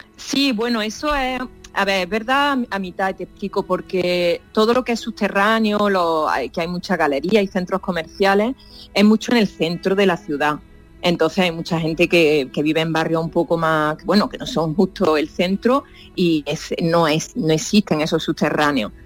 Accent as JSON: {"language": "Spanish", "country": "Spain", "also_born_or_lived": "Paris", "moved": "as an adult", "said": "yo no me fui de España por la crisis"}